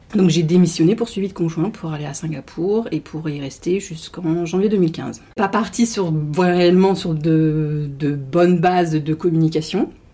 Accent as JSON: {"language": "French", "country": "France", "said": "on est français"}